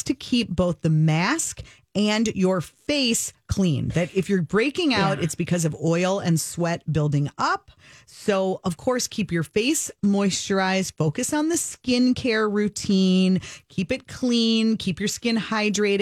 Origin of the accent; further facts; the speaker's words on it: Minnesota, United States; as a Minnesotan